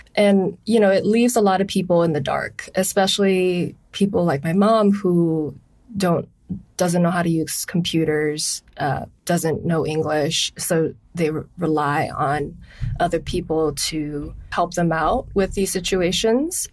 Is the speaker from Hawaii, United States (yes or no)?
yes; Honolulu, Hawaii, United States; I'm from Honolulu, Hawaii